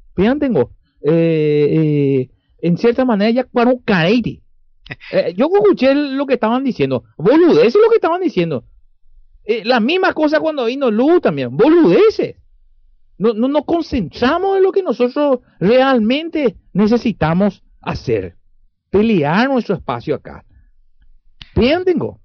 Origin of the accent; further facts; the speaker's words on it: Paraguay; moved away; somos nosotros paraguayos de afuera. Como paraguayos de afuera